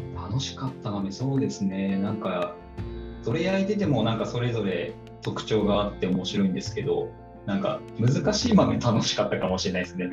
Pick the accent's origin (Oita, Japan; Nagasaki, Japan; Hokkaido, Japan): Hokkaido, Japan; Otaru; 出身はですね北海道の、えー、小樽市出身でございます